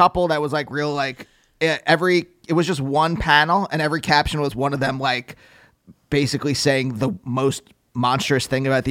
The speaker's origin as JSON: {"language": "English", "town": "Reading", "region": "Pennsylvania", "country": "United States", "said": "I'm from Pennsylvania."}